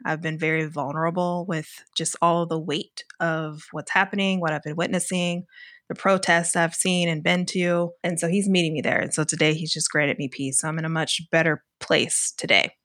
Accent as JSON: {"language": "English", "region": "Kentucky", "country": "United States", "tie": "born or raised there", "said": "I'm originally from Kentucky. Um, I went to school in an area in Western Kentucky"}